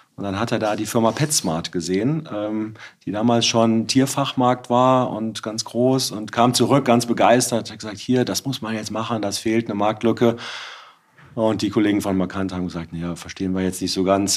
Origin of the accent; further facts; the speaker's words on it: Bergisch Gladbach, North Rhine-Westphalia, Germany; also born or lived in Witten; nach dem Abitur mein Bruder und ein paar Kumpels von der Schule einen Karnevalsverein gegründet haben. Und ähm, ich bin jetzt seit 25 Jahren Mitglied dieses Karnevalsvereins. Wir sind jetzt auch gerade wieder beim Zug mitgegangen, äh, bei uns in Refrath im Dorf